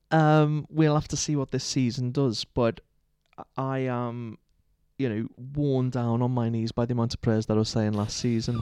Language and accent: English; Liverpool, North West England, United Kingdom; moved away; growing up in Liverpool